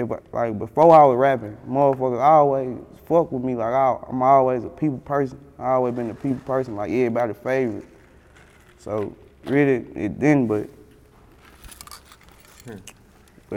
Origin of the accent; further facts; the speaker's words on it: United States; I'm from Glenview